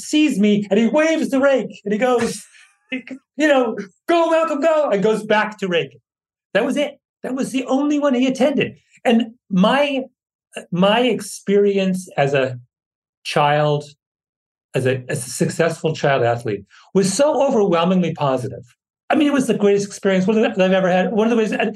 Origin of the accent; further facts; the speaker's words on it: Ontario, Canada; moved away; also born or lived in New York; when I was growing up in Canada in the 70s